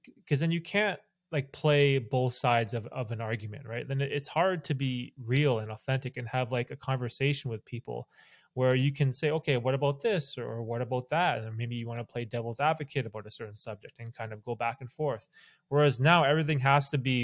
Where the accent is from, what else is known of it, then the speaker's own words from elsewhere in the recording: Canada; I'm Canadian